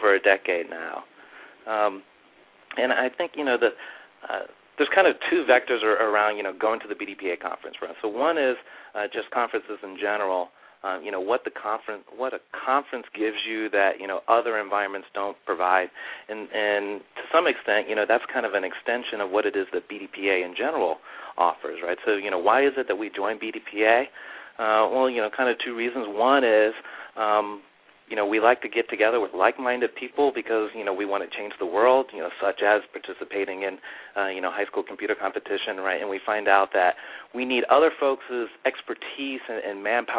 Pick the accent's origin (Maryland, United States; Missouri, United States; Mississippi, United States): Maryland, United States; now in Charlotte, United States; I'm originally from Maryland